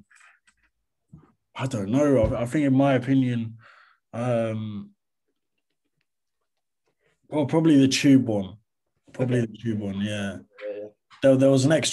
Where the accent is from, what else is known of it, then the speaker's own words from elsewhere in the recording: Grimsby, Yorkshire and the Humber, United Kingdom; also born or lived in Nottingham; I was born in Grimsby, up north, but both my parents are from Turkey